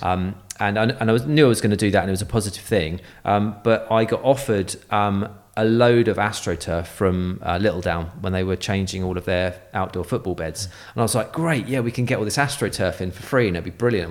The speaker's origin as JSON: {"language": "English", "town": "Guildford", "region": "South East England", "country": "United Kingdom", "also_born_or_lived": "Boscombe", "moved": "yes", "said": "I'm from Guildford in Surrey"}